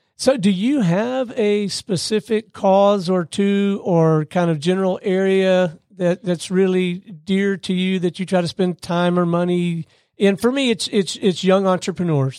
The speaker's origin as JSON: {"language": "English", "region": "Gulf Coast", "country": "United States", "tie": "born or raised there", "said": "I grew up on the Gulf Coast."}